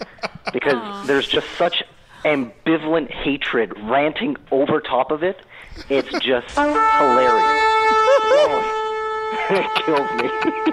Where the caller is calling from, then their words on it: Montreal, Quebec, Canada; accent: Canadian; That's right. Calling from Quebec, actually. So the French bit, hilarious.